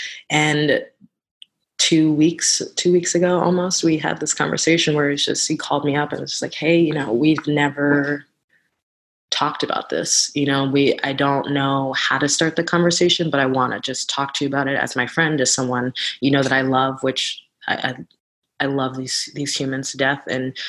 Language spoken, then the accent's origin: English; New York, United States; a lot of people tell me that I don't sound like I'm from New York, and I know what they're saying when they say that.